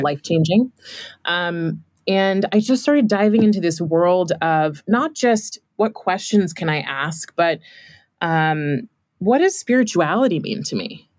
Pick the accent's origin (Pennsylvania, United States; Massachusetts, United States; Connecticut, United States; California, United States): California, United States; I grew up in California